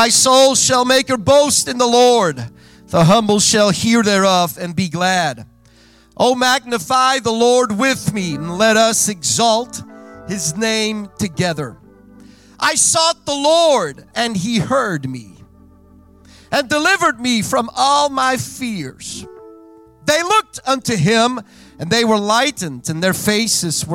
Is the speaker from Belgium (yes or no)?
yes; Belgium; first language Dutch; English is a second language; I was born and raised in Belgium. Mijn moedertaal is Nederlands.